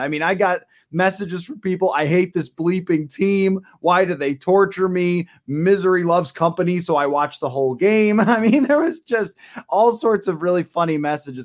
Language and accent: English; Buffalo, New York, United States; I grew up in Buffalo.